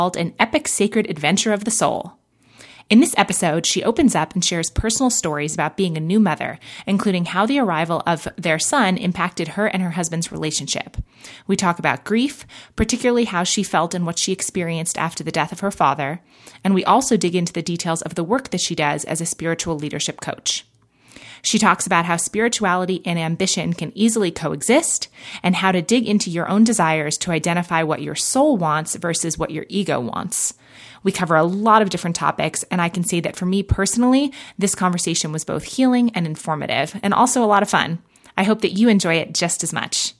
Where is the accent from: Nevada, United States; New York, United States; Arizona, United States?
New York, United States; also born or lived in Los Angeles, California; now in Oregon, United States; I'm from New York originally